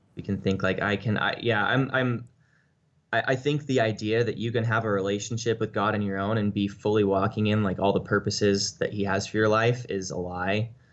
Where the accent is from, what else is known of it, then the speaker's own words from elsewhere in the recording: United States; as an American